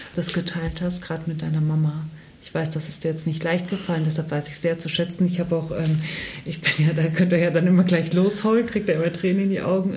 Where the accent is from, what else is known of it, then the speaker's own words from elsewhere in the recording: Germany; Ich bin in Deutschland geboren